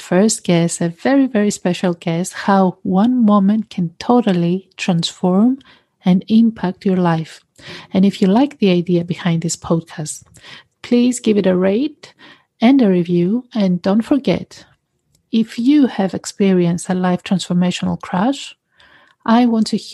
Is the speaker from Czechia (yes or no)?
no; Greece; also born or lived in United Kingdom; I was born in the UK, but I was raised in Greece